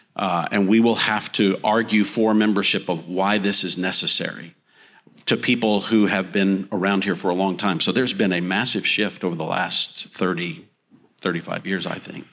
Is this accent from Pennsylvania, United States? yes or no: no; Texas panhandle, United States; moved away as an adult; also born or lived in Granada Hills, Los Angeles, California; I was raised in the Texas panhandle